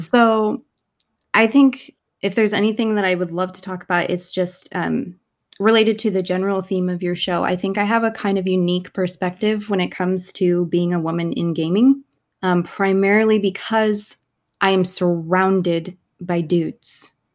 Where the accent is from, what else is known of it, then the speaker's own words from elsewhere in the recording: Salem, Oregon, United States; moved away; I am originally from Salem, Oregon, in the United States